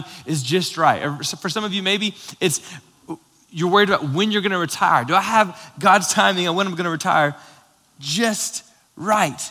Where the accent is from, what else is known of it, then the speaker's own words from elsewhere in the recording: Florida, United States; moved away; Lauren and I grew up both in Florida